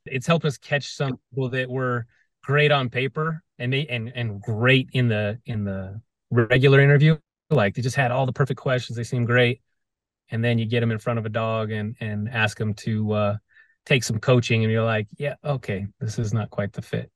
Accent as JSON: {"language": "English", "town": "Las Vegas", "region": "Nevada", "country": "United States", "tie": "born or raised there", "said": "I grew up"}